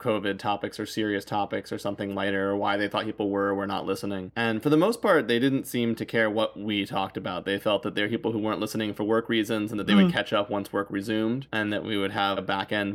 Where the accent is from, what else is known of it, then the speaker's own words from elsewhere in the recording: United States; especially being American